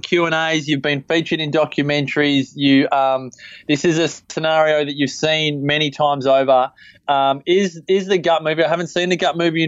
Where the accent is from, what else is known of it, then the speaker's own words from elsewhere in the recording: Byron Bay, New South Wales, Australia; my hometown of Byron Bay